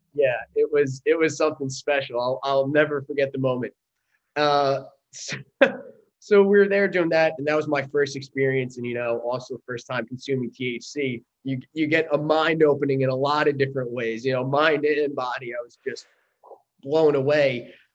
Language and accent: English; Long Island, New York, United States; moved away; I grew up in Long Island, New York